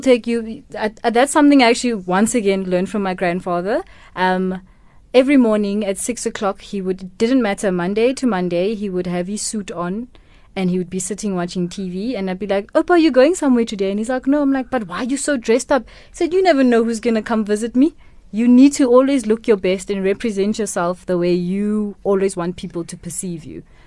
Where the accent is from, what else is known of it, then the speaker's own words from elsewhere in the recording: Kimberley, Northern Cape, South Africa; first language Setswana; English is a second language; also born or lived in Mahikeng, North West, South Africa; Kimberley to be with, to be raised by my grandparents.